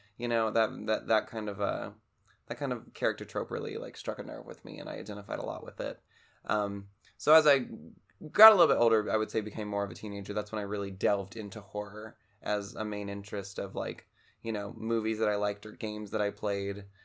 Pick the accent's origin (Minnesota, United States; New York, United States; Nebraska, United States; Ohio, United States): Ohio, United States; Cincinnati; now in Louisville, United States; I was originally from the Cincinnati area